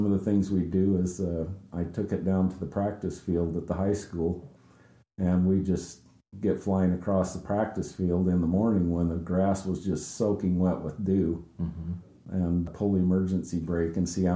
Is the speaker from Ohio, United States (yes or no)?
no; Crescent City, California, United States; born in Crescent City, California